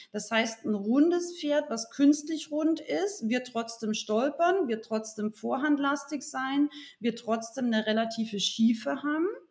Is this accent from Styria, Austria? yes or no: no; Rauris Valley, Salzburg, Austria; now in Munich, Germany; ich bin ursprünglich aus Österreich, aus dem sehr urigen Raurisser Tal